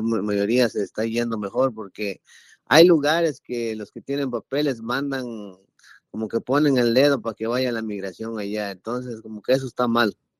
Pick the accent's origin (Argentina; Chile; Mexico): Mexico; Oaxaca; now in Florida, United States; encontré a un amigo paisano mío, que nosotros somos de Oaxaca